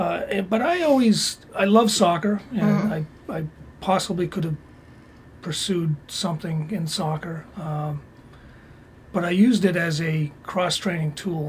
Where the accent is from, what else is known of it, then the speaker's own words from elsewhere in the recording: Stoneham, Massachusetts, United States; Growing up in Stoneham, in Massachusetts